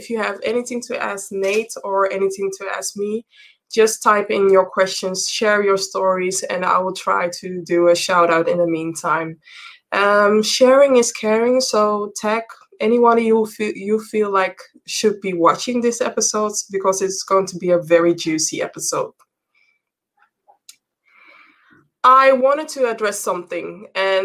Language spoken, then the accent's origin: English; Amsterdam, North Holland, Netherlands; born and raised in Amsterdam. I'm currently broadcasting from Amsterdam, the Netherlands.